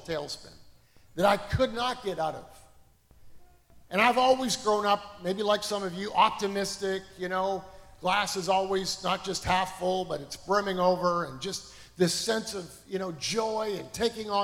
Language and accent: English; Canada; moved away as an adult; now in United States; I grew up in Canada.